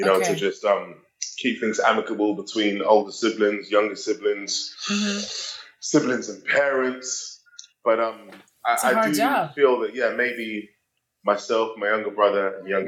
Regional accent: London, United Kingdom; born and raised in London, England.

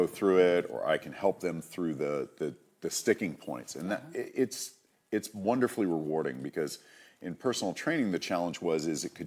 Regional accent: Massachusetts, United States; moved away as an adult; also born or lived in California; I moved from where I grew up in Massachusetts to California at 18

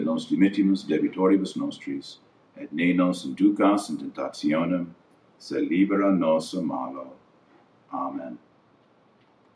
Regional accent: United States; I'm an American, I'm a Catholic

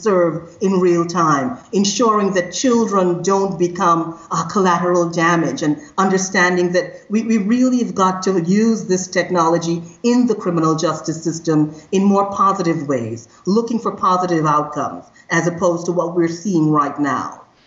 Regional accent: Trinidad & Tobago; moved away; I am originally from Trinidad and Tobago. So I come from a country that is very diverse

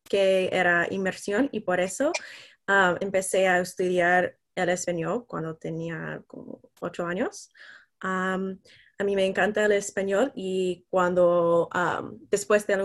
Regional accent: Indianapolis, Indiana, United States; Spanish is a second language; soy de Indianapolis, ah, soy sophomore en la Universidad de Indiana. Estudio el español, el francés

